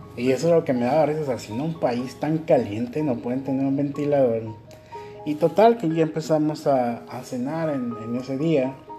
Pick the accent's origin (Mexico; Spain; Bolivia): Mexico; moved away as an adult; now in Ecuador; yo vengo de México